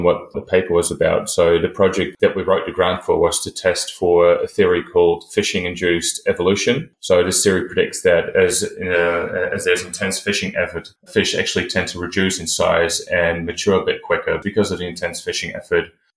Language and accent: English; Netherlands; moved away as an adult; also born or lived in New Zealand; now in Wellington, New Zealand; I'm originally from the Netherlands, but I've been living in New Zealand since 2017 to do my PhD.